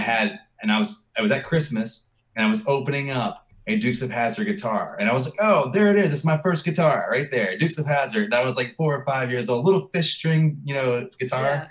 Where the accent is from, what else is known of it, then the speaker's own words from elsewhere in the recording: Virginia, United States; moved away as an adult; now in Texas, United States; I'm from Virginia